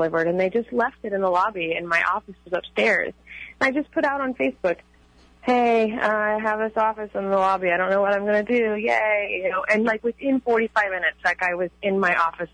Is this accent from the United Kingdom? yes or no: no; California, United States; moved away as an adult; now in New England, United States; I don't tell people here that I'm from California